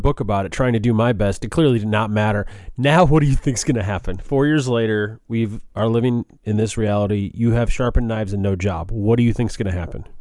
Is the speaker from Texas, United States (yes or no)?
no; Chicago, Illinois, United States; now in Washington, D.C., United States; I'm from Chicago